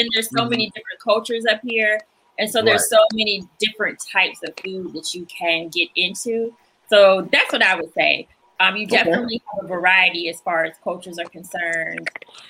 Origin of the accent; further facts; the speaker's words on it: Jacksonville, Florida, United States; now in Washington, D.C. area, United States; I'm not from DC. I'm originally from Florida.